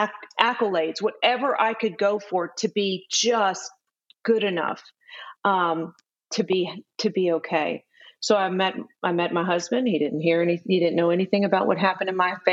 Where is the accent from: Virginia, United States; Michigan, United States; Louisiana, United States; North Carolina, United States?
Louisiana, United States; New Orleans; moved away as an adult; also born or lived in Texas; I'm from New Orleans, Louisiana originally.